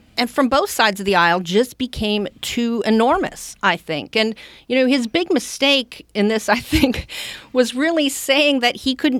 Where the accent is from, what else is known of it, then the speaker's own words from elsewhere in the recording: Canada; I'm originally from Canada, and growing up, you know, my dad, his favorite president was Richard Nixon, but his favorite prime minister was Pierre Trudeau.